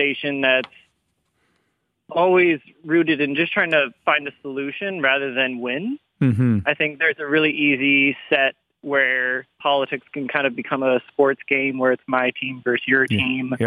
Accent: New England, United States; moved away as an adult; also born or lived in Canada; now in London, Canada; I was born in Canada and we moved to the United States, to New England when I was like 10. So 20 years of my life were spent growing up in the United States

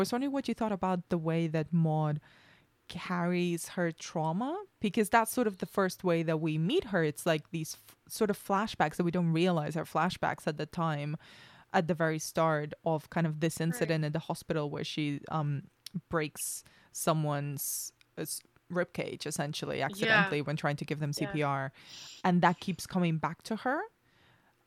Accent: Spain; I grew up in Spain, which is mostly Catholic anyway

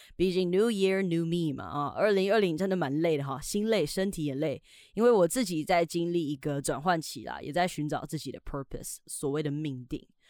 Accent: Taiwan; 然后再加上我们台湾人呢，其实还是相对的保守啦

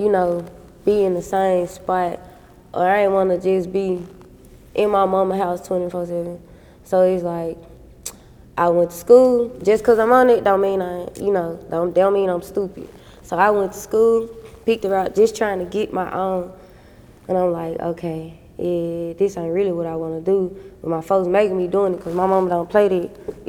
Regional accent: the Mississippi Delta, United States; also born or lived in Memphis, Tennessee; I was brought up in Mississippi, so there's Mississippi and Memphis put together

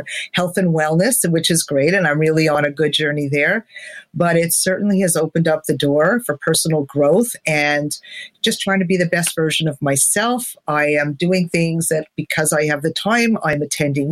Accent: Montreal, Quebec, Canada; moved away; I'm from Montreal, so to not be able to go there and see and hug family is hard.

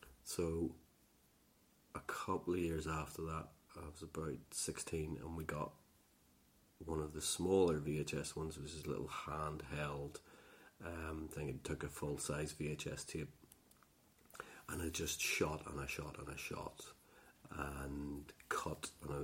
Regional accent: Northern Ireland, United Kingdom; Between sort of Poor Down, Lurgan, and Armagh, in the countryside.

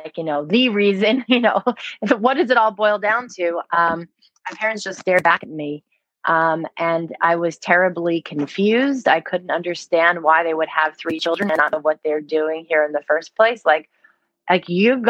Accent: Livingston-Morristown area, New Jersey, United States; I grew up in New Jersey, not right outside of Manhattan, but about 40 minutes away in sort of the Livingston-Morristown area

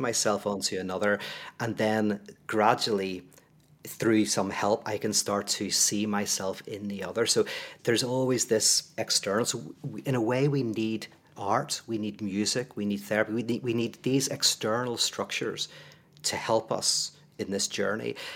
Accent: Northern Ireland, United Kingdom; I come from Northern Ireland

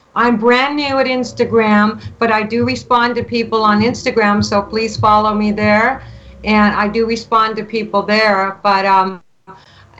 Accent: Canada; I'm from Canada

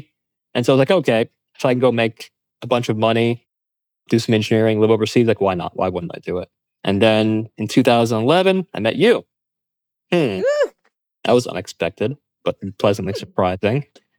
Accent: East Coast of the US, United States; moved away as an adult; also born or lived in California / Doha, Qatar / San Francisco; now in Italy; my brother and I grew up American, essentially. And so I was born and raised in the East Coast of the U.S., and coming from immigrant parents

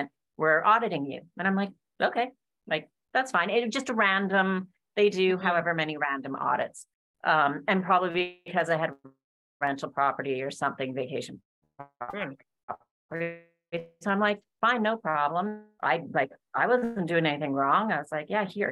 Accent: Alberta, Canada; I'm originally from Canada in Alberta

